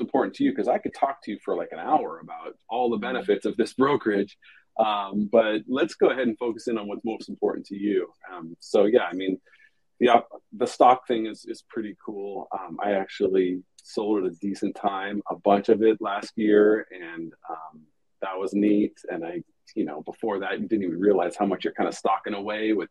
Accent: Hermosa Beach, California, United States; moved away as an adult; now in San Diego, United States; I grew up at the beach in Hermosa in the LA area, Hermosa Beach

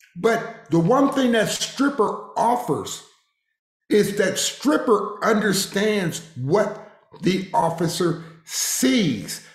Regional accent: Harrisburg, Pennsylvania, United States; moved away; also born or lived in Waco, Texas; I grew up in Harrisburg, Pennsylvania

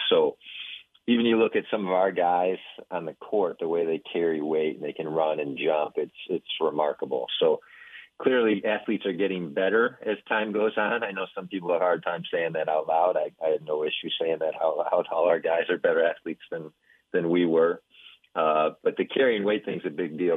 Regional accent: Midwest, United States; now in Texas, United States; growing up in the Midwest in a public school

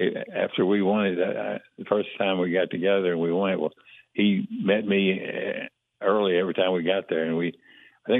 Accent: Alba, Texas, United States; growing up in East Texas, Alba had 200 people and I was one of them

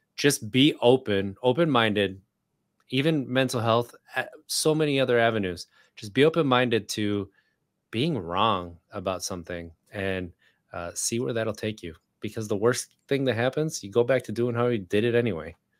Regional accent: Wisconsin, United States; moved away as an adult; now in Richmond, United States; I grew up in Wisconsin

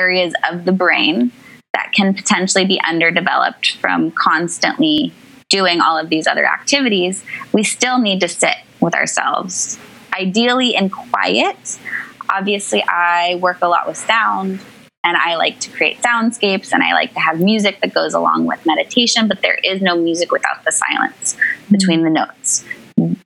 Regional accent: Northern California, United States; now in New York, United States; I grew up in Northern California to loving parents

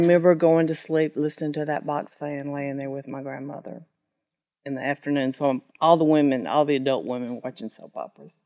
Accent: Sheffield, Alabama, United States; I was born in Sheffield, Alabama, small town, graduated from Sheffield High School

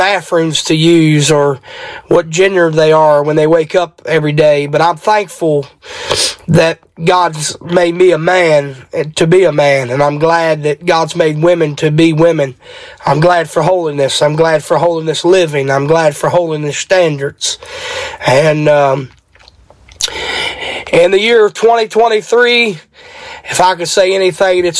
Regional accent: Martinsburg, West Virginia, United States; I am from Martinsburg, West Virginia

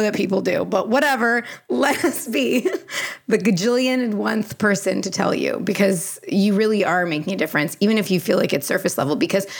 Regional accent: Canada; because I'm Canadian.

